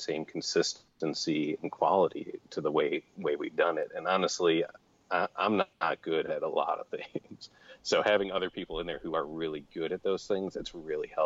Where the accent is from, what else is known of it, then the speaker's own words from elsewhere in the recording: Chicago, Illinois, United States; also born or lived in Columbus, Ohio; now in Arizona, United States; growing up in Chicago and then moving to Columbus